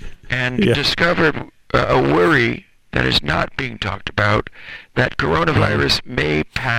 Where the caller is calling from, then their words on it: Sun City, Florida, United States; I'm calling from Sun City, Florida.